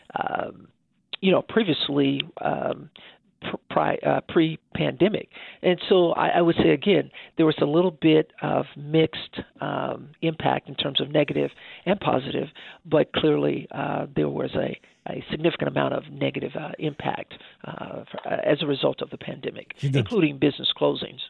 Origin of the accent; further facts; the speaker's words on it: Wichita, Kansas, United States; I grew up here in uh, Wichita, Kansas, so I am a, a native of Wichita